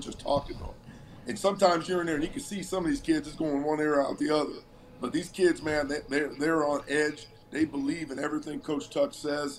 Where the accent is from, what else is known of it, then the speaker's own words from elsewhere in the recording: Cleveland, Ohio, United States; moved away; Originally from Cleveland, Ohio